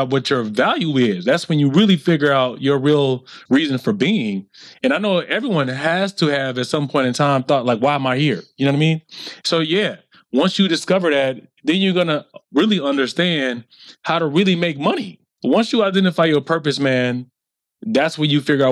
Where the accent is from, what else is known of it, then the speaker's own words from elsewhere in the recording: the South, United States; me growing up in the South